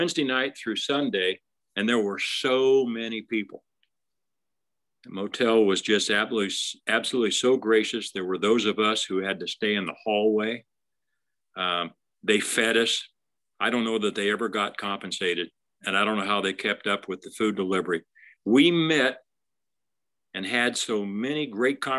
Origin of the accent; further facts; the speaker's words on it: Remington, Indiana, United States; moved away as an adult; also born or lived in Rensselaer, Indiana / Lafayette, Indiana; my life growing up in Remington.